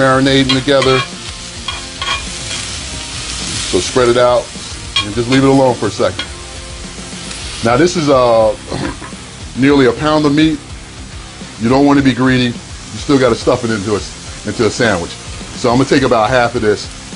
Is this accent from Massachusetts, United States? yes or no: no; Philadelphia, Pennsylvania, United States; moved away; Philadelphia, my hometown.